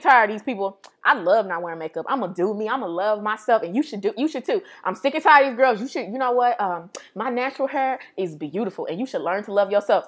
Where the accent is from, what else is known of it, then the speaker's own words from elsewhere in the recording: St. Louis, Missouri, United States; we're from Saint Louis